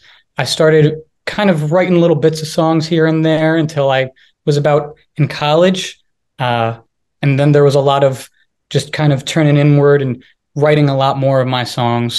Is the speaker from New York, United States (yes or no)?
yes; Dobbs Ferry, New York, United States; I'm from Dobbs Ferry, New York, which is just north of New York City